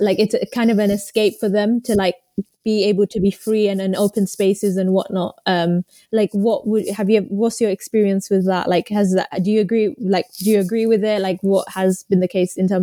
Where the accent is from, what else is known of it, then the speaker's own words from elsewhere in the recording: Romford, London, United Kingdom; We're from Romford ends.